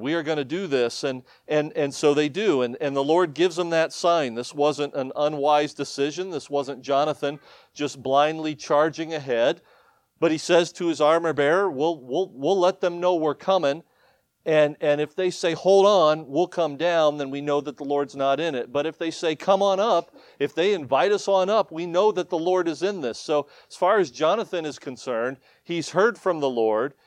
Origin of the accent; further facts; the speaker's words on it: Ohio, United States; moved away as an adult; also born or lived in Michigan / upstate New York; now in New York, United States; born and raised in Ohio